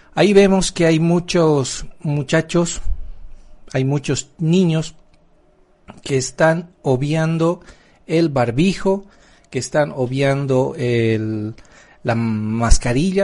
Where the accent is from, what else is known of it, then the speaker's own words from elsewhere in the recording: Bolivia; somos bolivianos.